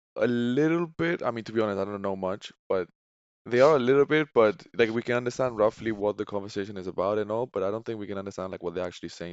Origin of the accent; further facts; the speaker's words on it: Tenerife, Canary Islands, Spain; now in United Kingdom; born and raised in Tenerife, and now I live in the U K.